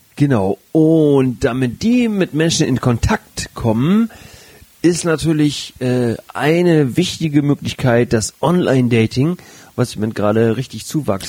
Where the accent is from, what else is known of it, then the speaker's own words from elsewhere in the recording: Flensburg, Schleswig-Holstein, Germany; also born or lived in Hamburg; gebürtiger Flensburger